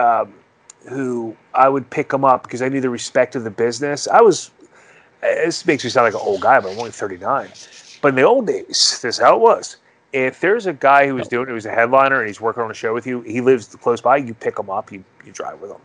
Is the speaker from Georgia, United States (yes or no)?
no; Philadelphia, Pennsylvania, United States; one of my closest friends, Mike, who we grew up together in Northeast Philly